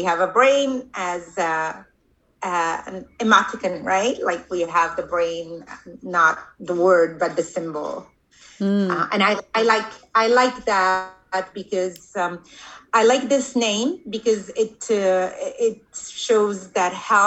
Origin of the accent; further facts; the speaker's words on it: Rabat, Rabat-Salé-Kénitra, Morocco; English is a second language; now in New York, United States; I'm originally from Morocco, the same country that Badia comes from. I am from the capital